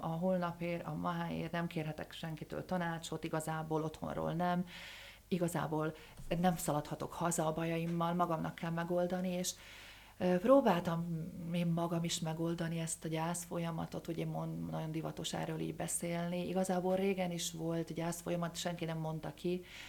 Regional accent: Dunajská Streda, Trnava Region, Slovakia; also born or lived in Prešov, Slovakia; valóban a Szerdahely az én szülővárosom, de eperjesen éltem le a, a fiatal éveimet

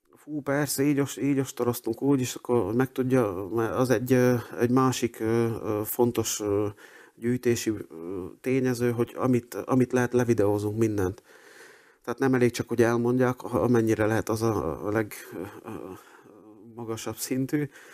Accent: Dunajská Streda, Trnava Region, Slovakia; moved away as an adult; also born or lived in Budapest; Dunaszerdehen születtem, ott is nőttem föl

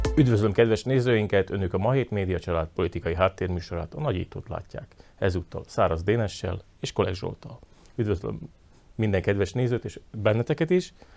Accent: Slovakia; akik e, magyarként Szlovákiában élünk

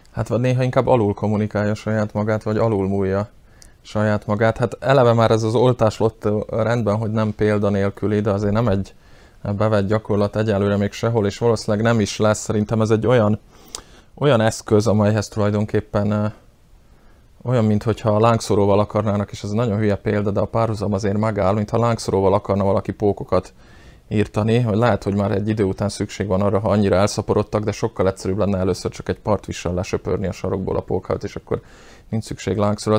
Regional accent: Slovakia; felvidéki magyarok vagyunk, és nem szlovákiai

